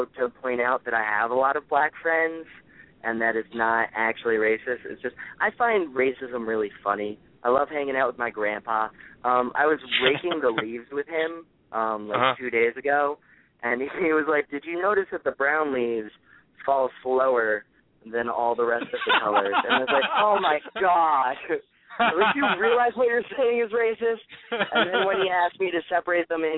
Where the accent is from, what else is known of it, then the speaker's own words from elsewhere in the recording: New Jersey, United States; I'm from New Jersey